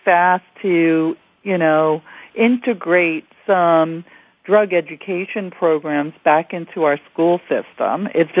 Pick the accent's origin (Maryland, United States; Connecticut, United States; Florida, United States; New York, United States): New York, United States; New York City; I grew up in the New York City school system